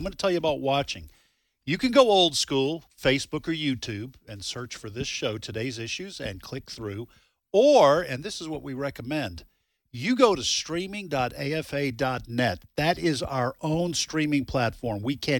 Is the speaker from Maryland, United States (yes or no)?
no; Mississippi, United States; Yeah, we're from Scott County, Mississippi.